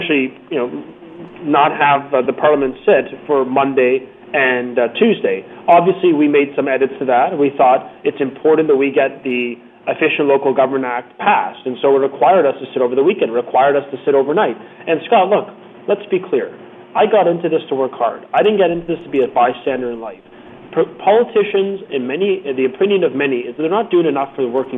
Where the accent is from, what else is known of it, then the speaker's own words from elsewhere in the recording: Vaughan, Ontario, Canada; I'm from Vaughan. I'm from north of Toronto